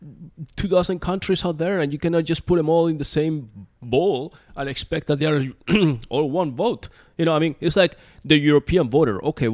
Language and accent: English; Spain; I'm originally from Spain. I don't know if I'm Latino or not